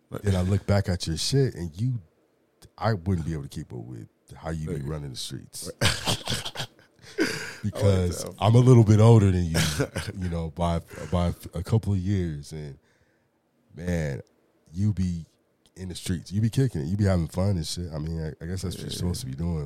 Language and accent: English; Los Angeles, California, United States; moved away; I'm from the South Bay